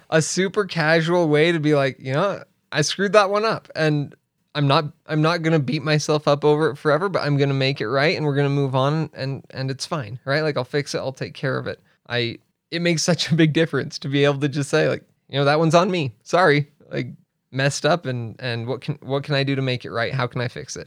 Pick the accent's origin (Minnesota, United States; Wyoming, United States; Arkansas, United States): Wyoming, United States; Riverton; also born or lived in Arizona / Laramie, Wyoming / China; I grew up in Riverton. in Riverton, Wyoming, Central Wyoming. And I was there through high school.